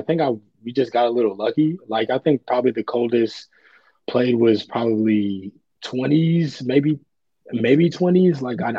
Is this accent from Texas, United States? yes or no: no; Georgia, United States; moved away as an adult; also born or lived in California; now in Chicago, United States; I'm from Georgia. I went to college in California.